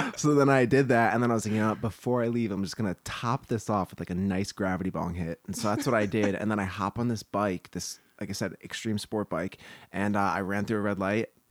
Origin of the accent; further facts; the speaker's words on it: New Jersey, United States; moved away as an adult; now in Los Angeles, United States; We grew up together in New Jersey, and then we both kind of came out to LA at the same time